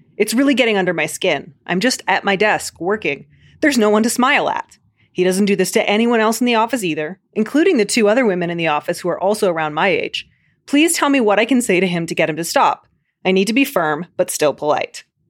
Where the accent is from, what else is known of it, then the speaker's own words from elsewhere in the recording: Chicago, Illinois, United States; accent: Chicago; My stupid Chicago accent's gonna come back